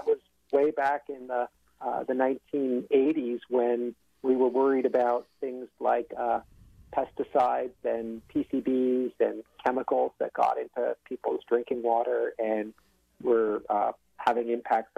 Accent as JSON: {"language": "English", "region": "outside of New York City", "country": "United States", "tie": "born or raised there", "also_born_or_lived": "Ithaca, New York", "moved": "as an adult", "lives_now": "California, United States", "said": "I grew up outside of New York City"}